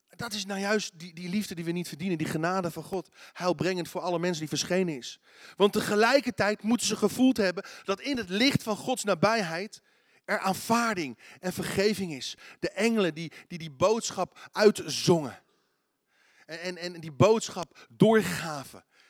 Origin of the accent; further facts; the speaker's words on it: Netherlands; Als Nederlanders